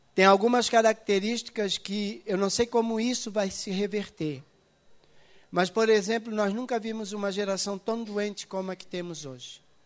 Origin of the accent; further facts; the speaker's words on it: Itajaí, Santa Catarina, Brazil; eu nasci em Itajaí